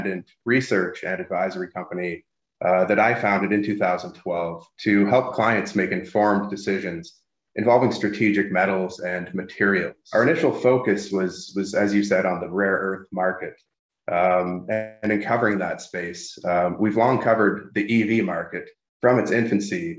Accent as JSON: {"language": "English", "town": "Sudbury", "region": "Ontario", "country": "Canada", "tie": "born or raised there", "moved": "yes", "lives_now": "Toronto, Canada", "said": "I'm based in the Toronto area, close to my hometown of Sudbury, Ontario, which is a major nickel mining"}